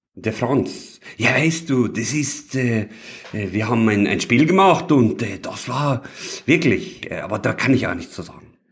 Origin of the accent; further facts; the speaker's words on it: Düsseldorf, North Rhine-Westphalia, Germany; ich bin ja ein Düsseldorfer Jung